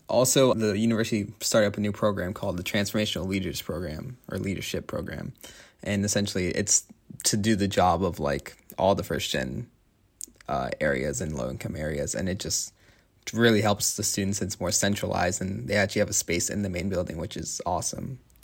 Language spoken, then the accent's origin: English; Tampa, Florida, United States; moved away as an adult; now in Notre Dame, United States; I'm from Tampa, Florida